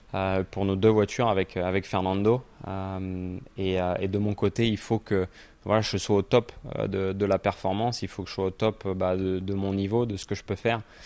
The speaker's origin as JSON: {"language": "French", "region": "Normandy", "country": "France", "said": "je suis normand"}